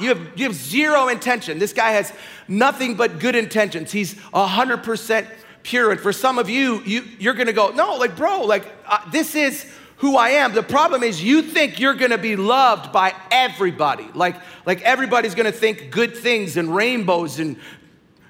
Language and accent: English; Ireland; I'm Irish.